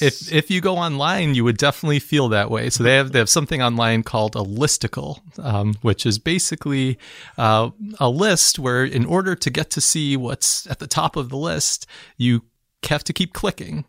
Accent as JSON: {"language": "English", "town": "Chicago", "region": "Illinois", "country": "United States", "said": "I'm from Chicago"}